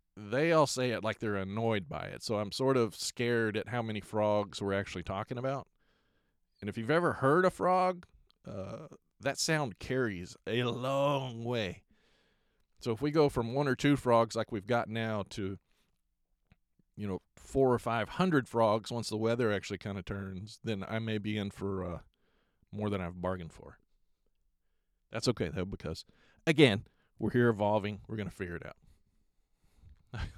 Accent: Lubbock, Texas, United States; moved away as an adult; now in Pacific Northwest, United States; back home in Lubbock

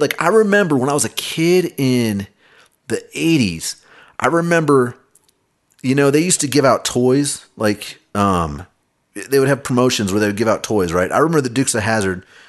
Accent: Kansas City, United States; I grew up in Kansas City

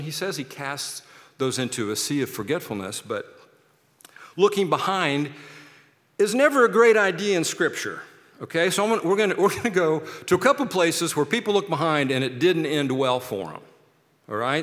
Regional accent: Kansas City, United States; now in Seattle, United States; I'm from Kansas City

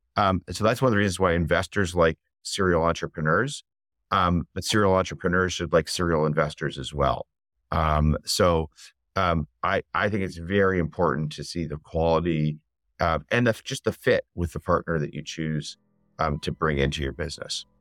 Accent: Canada; I'm Canadian

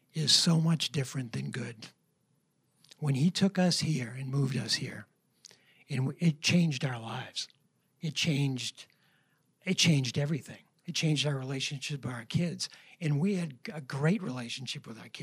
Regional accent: New Hampshire, United States; we're both from New Hampshire

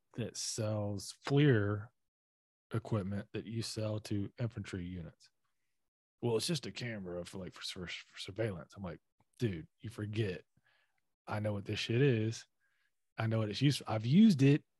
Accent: the South, United States; being a Southerner

